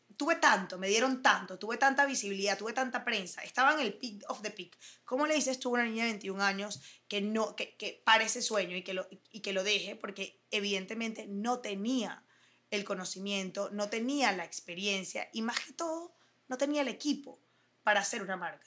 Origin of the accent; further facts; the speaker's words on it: Caracas, Capital District, Venezuela; moved away as an adult; also born or lived in United States / Germany; nací aquí en Venezuela, soy de Caracas, Venezuela, lo digo con muchísimo orgullo y me fui lamentablemente de Venezuela a los 18